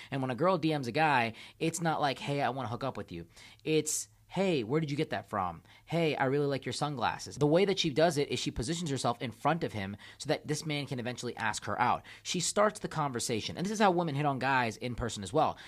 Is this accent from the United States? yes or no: no; India; my country, I'm from India